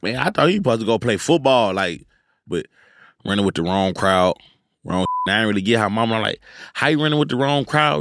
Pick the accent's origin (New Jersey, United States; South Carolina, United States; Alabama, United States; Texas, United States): Texas, United States; Houston; I'm from Houston